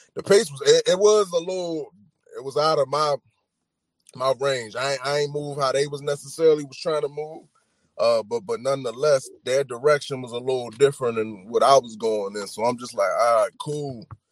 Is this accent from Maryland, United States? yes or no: yes; Baltimore, Maryland, United States; I'm from Baltimore